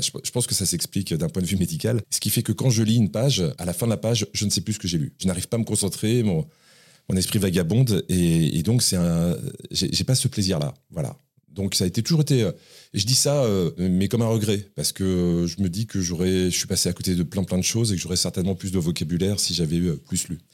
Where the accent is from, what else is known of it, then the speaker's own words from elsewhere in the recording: Morangis, Île-de-France, France; also born or lived in Paris (15th arrondissement); j'ai grandi dans l'Essonne dans une petite ville euh, pas très active, euh, une ville pavillonnaire, une ville un peu dortoir, qui s'appelle Morangis